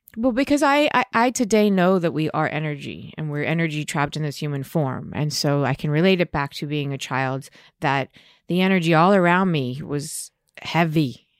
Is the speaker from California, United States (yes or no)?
yes; Beverly Hills, California, United States; also born or lived in New York; grew up in, in Beverly Hills.